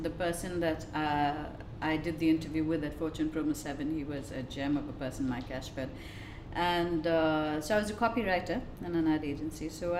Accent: Bangalore, Karnataka, India; moved away as an adult; now in Dubai, United Arab Emirates; I'm from Bangalore in India and my husband's family is settled here in Dubai. So after we got married, we were in India for a couple of years.

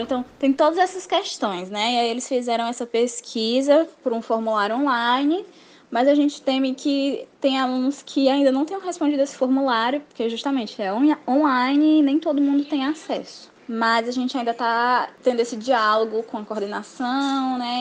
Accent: Fortaleza, Ceará, Brazil; tenho 20 anos, sou de Fortaleza, no Ceará

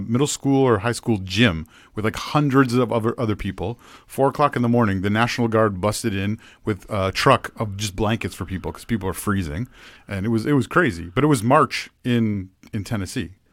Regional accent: Ontario, Canada; growing up in Ontario

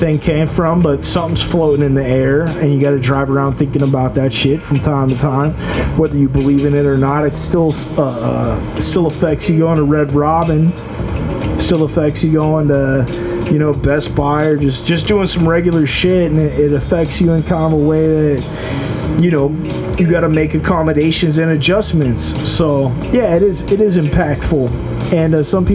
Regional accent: United States; I'm an American

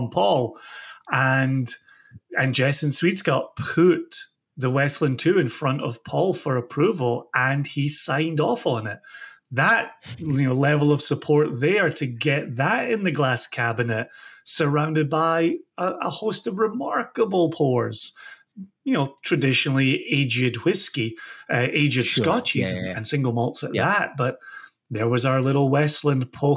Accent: Ayr, Scotland, United Kingdom; I'm born and raised in Ayr, just 30, 35 minutes southwest of Glasgow.

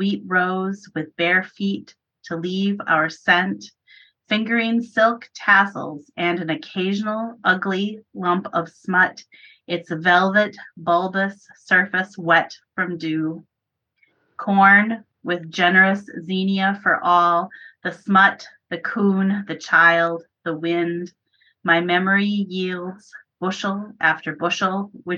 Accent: Minnesota, United States; I live in Minnesota. I grew up in farm country in Minnesota

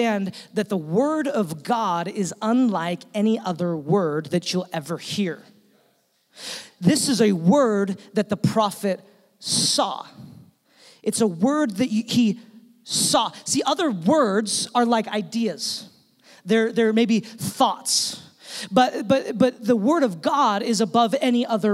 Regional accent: Utah, United States; we're from Utah

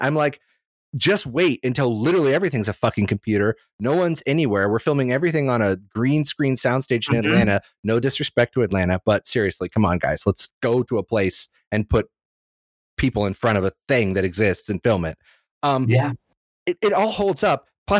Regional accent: Ireland; I'm Irish.

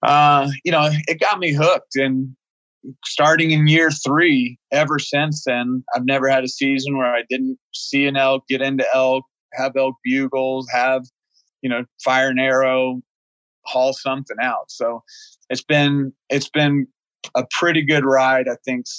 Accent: Oklahoma, United States; moved away; I came from Oklahoma

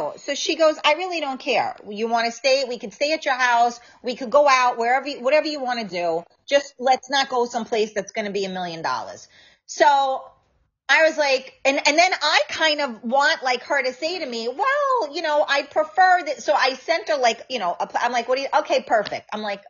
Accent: New York, United States; Sylvia said I have a short temper as well. We're from New York.

